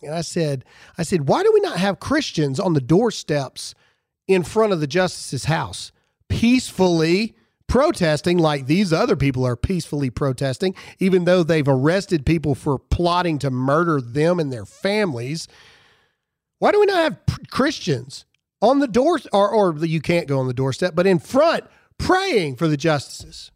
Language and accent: English; Mississippi, United States; I'm from Mississippi